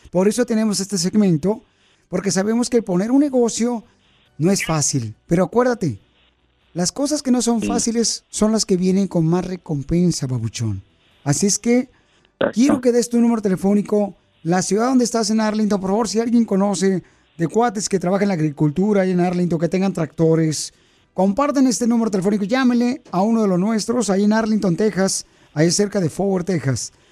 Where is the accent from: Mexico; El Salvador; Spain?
El Salvador; now in United States; Porque aquí venimos del El Salvador a Estados Unidos